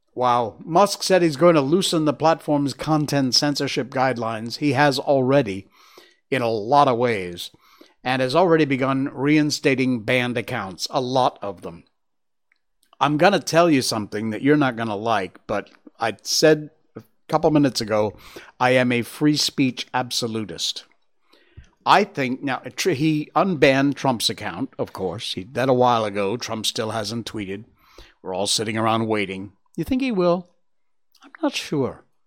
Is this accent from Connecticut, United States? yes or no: yes; Cornwall, Connecticut, United States; also born or lived in Torrington, Connecticut; My hometown's actually Cornwall, Connecticut